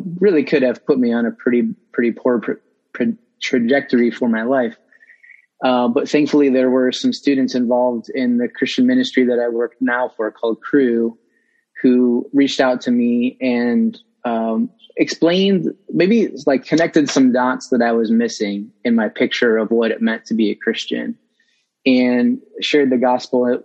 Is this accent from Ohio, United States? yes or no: yes; Northwest Ohio, United States; now in Columbus, United States; I grew up in Northwest Ohio. I'm a transplant to Columbus.